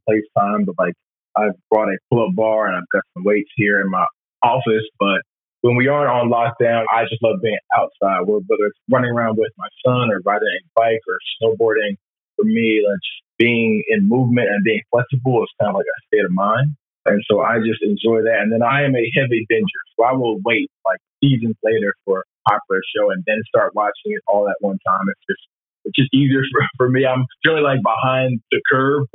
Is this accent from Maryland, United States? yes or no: yes; Maryland, United States; moved away as an adult; also born or lived in North Carolina; I'm from Maryland